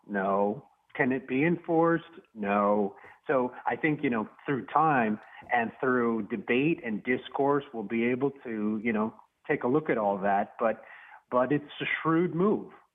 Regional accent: Arizona, United States; moved away; I'm originally from Arizona

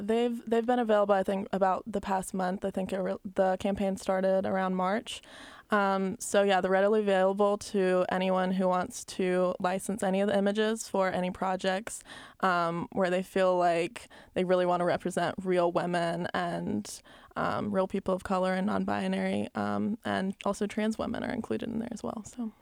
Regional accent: Albany, Georgia, United States; moved away as an adult; also born or lived in Columbus, Georgia; growing up in Albany, Georgia

